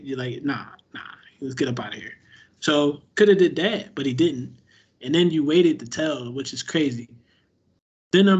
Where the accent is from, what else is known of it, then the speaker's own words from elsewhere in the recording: Florida, United States; I'm just from Florida too